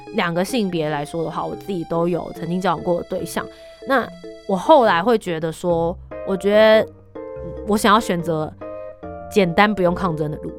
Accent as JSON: {"language": "Chinese", "region": "Taipei", "country": "Taiwan", "said": "你自己身为一个台北人"}